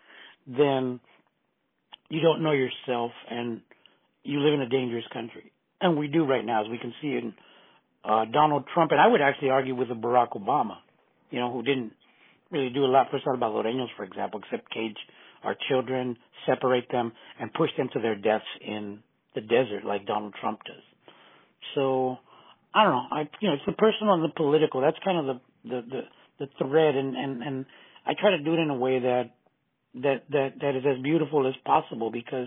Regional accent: San Francisco, California, United States; I grew up on Folsom Street

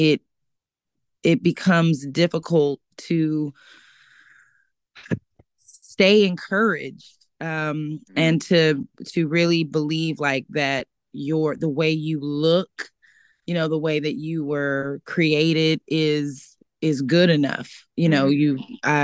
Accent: Sacramento, California, United States; moved away as an adult; now in Los Angeles, United States; I'm from Sacramento, California, originally. I was born and raised there.

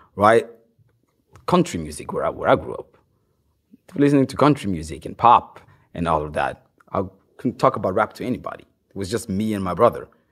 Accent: Norway; first language Swahili; English is a second language; also born or lived in Democratic Republic of the Congo / Bergen, Norway; I started listening to hip hop when I first came to Norway. I didn't know it existed before I got to Norway when I was like eight.

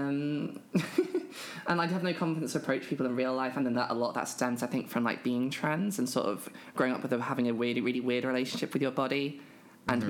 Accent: United Kingdom; I'm a British trans woman

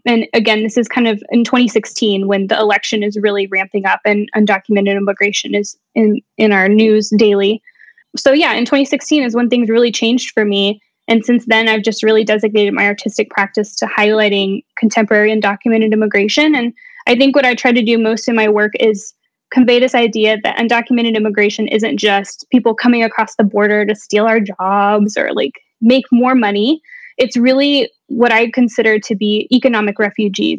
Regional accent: Dallas, Texas, United States; moved away as an adult; now in Kent, Ohio, United States; I'm from Dallas, Texas, and where I'm from has a lot to do with sort of my personality

